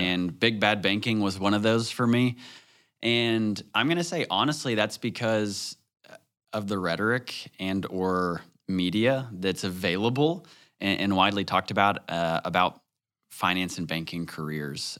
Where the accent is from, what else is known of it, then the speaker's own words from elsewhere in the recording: Northwest Arkansas, United States; growing up in Northwest Arkansas, I, I would say I lived a pretty sheltered childhood